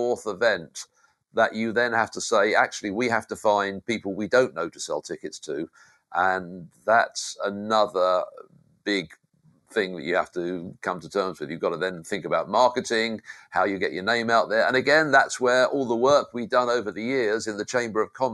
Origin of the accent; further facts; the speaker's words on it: United Kingdom; accent: British; moved away; Being British helped.